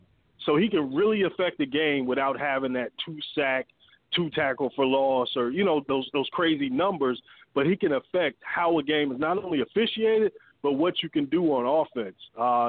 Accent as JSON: {"language": "English", "town": "Chicago", "region": "Illinois", "country": "United States", "moved": "yes", "lives_now": "Atlanta, United States", "said": "I'm from Chicago, but since I've been here for a while, I follow the Falcons."}